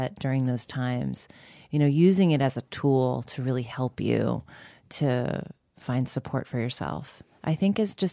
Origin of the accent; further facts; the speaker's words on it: Long Island, New York, United States; growing up on Long Island in a really kind of white suburban community